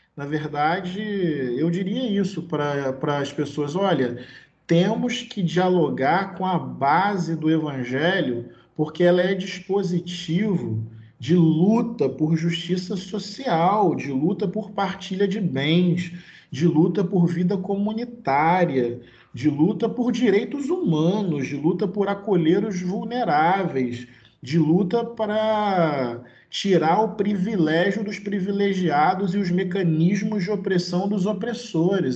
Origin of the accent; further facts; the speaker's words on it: Brazil; eu sou brasileiro